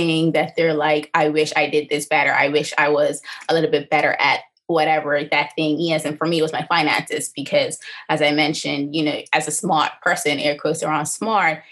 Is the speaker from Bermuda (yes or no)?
yes; Bermuda; born and raised here in Bermuda, I spent most of my life on the east end of the island between St. George's, St. David's, and Crawl Bay, Hamilton Parish